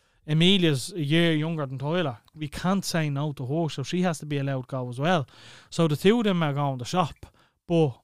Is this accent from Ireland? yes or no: yes; Clondalkin, Leinster, Ireland; you're still living in Clondalkin now